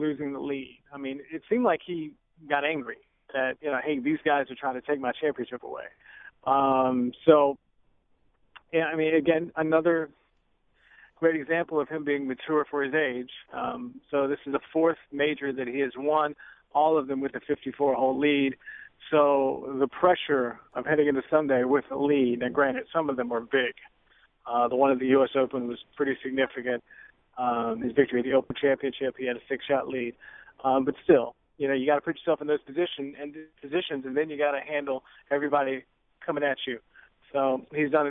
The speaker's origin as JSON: {"language": "English", "area": "20 miles from Sedgefield", "region": "North Carolina", "country": "United States", "tie": "born or raised there", "said": "I grew up 20 miles from Sedgefield."}